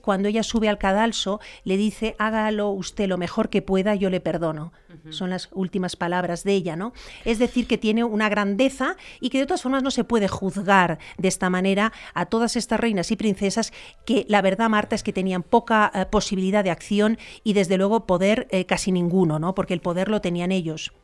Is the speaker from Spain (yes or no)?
yes; Spain; en mi país.